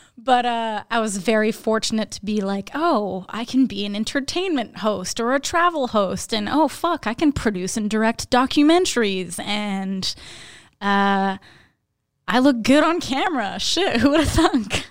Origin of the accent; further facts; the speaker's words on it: Laurentians, Quebec, Canada; now in Montreal, Canada; I grew up up north in Laurentians of Quebec